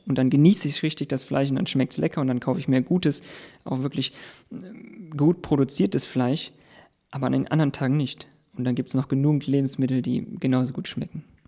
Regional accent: near the Fortuna open-cast mine, North Rhine-Westphalia, Germany; im Prinzip bin ich direkt in der Nachbarschaft aufgewachsen

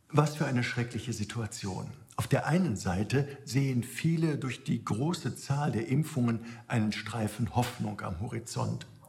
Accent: Germany; Auch hier bei uns in Deutschland

